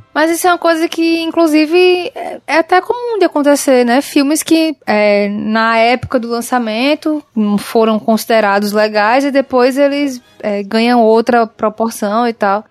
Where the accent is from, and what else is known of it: Northeast Brazil, Brazil; accent: nordestino